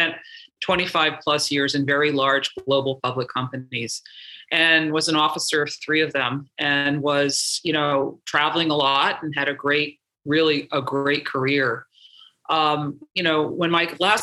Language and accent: English; New York, United States; I'm from New York